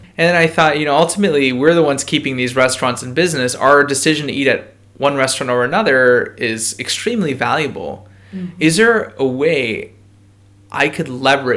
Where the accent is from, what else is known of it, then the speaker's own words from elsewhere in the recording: Buffalo, New York, United States; I was born in Buffalo